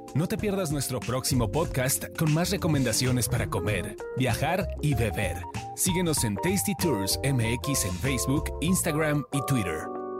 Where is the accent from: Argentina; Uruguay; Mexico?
Mexico; nosotros como mexicanos